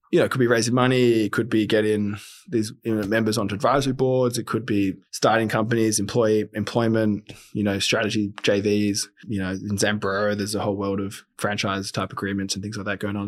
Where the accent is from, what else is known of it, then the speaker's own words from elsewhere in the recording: Sydney, New South Wales, Australia; born and bred in Sydney